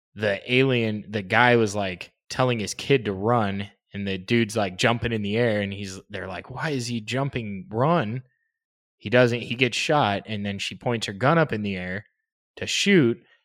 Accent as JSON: {"language": "English", "country": "United States"}